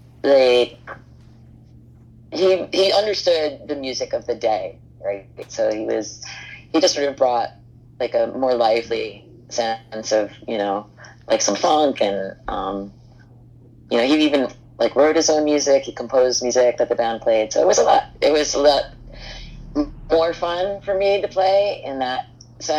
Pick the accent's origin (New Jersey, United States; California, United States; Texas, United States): New Jersey, United States; Hoboken; I grew up in Hoboken in New Jersey